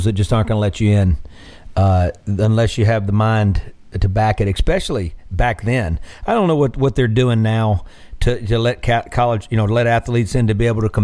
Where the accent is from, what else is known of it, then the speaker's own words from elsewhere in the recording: Mississippi, United States; Growing up in Mississippi, it's not the French Riviera